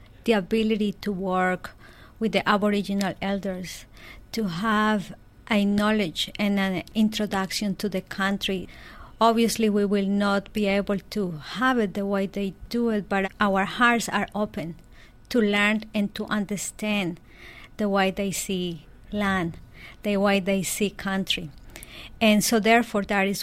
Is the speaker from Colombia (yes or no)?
yes; Colombia; I was born in Colombia in a very small village, and my parents' backyard was my everything.